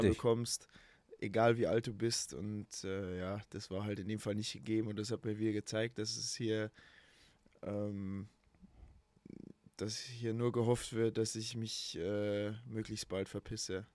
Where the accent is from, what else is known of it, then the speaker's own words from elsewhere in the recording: Emmerting, Bavaria, Germany; also born or lived in Altötting; Ich bin im Krankenhaus in Altötting geboren und aufgewachsen im kleinen Dorf neben Altötting, das heißt Emmerting